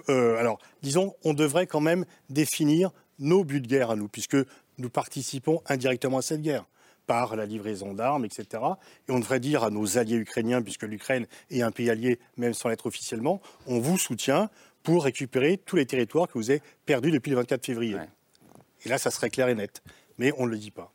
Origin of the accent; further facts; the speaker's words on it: France; je suis français